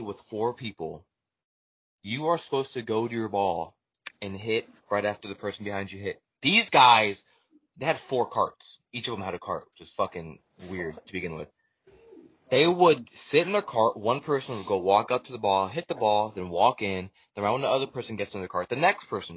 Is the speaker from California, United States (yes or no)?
yes; Bay Area, California, United States; We are from the Bay Area